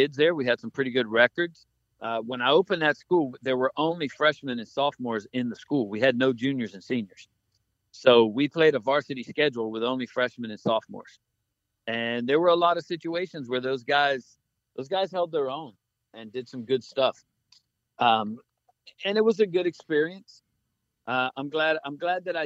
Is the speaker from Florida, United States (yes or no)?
yes; Key West, Florida, United States; we grew up in Key West